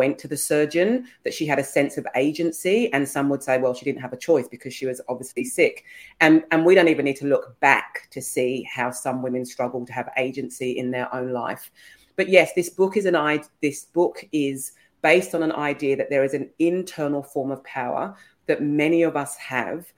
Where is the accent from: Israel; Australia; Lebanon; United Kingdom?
United Kingdom; England; I'm English.